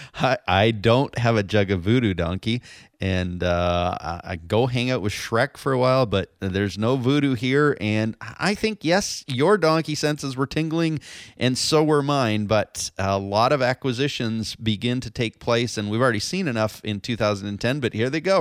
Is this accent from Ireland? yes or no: no; London, Ontario, Canada; now in San Diego, United States; my hometown of London, Ontario, Canada